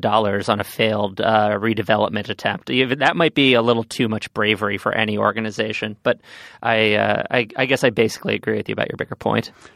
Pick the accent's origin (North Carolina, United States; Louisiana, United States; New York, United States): New York, United States; I grew up on Central Park